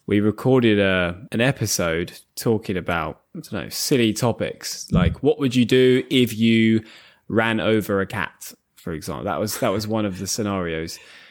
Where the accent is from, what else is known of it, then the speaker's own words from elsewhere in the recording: England, United Kingdom; Like, as another example, I'm from England. If I said something like, we have the best football league in the world, that would be a biased thing to say because I'm from England.